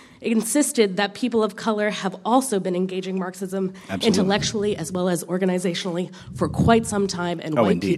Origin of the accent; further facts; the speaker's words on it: Appalachia, Pennsylvania, United States; I hail from Appalachia, Pennsylvania, where fracking is hell and where domestic violence is insane.